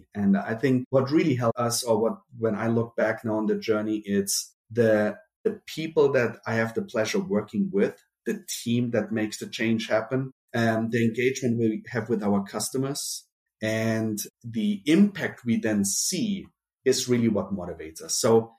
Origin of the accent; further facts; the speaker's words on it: Germany; accent: German; also born or lived in Brazil; Then we moved to Germany. That's where I got my accent from. You know, once you have a German accent, you have a German accent.